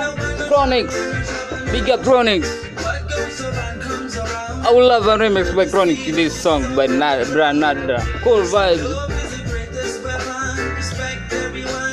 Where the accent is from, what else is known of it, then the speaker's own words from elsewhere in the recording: Nairobi, Kenya; also born or lived in Mombasa; I'm from Nairobi. Though currently in Mombasa